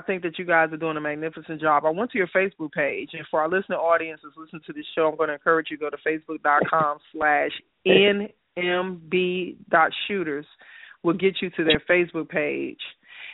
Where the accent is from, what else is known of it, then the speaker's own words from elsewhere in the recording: Chicago, Illinois, United States; moved away; also born or lived in Stockbridge, Georgia; I was born and raised in Chicago from the South Side